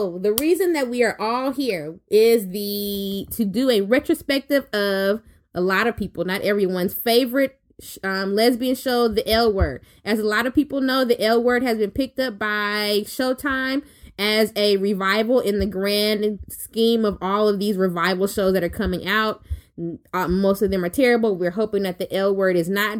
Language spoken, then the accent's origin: English; Louisiana, United States; I'm from Louisiana, so when I go to the Walmart. I don't go to Walmart. I go to the Walmart.